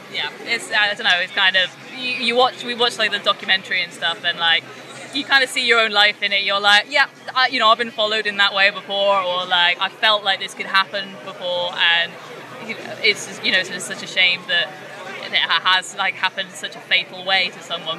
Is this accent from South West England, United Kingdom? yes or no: yes; Trowbridge, South West England, United Kingdom; I grew up in Trowbridge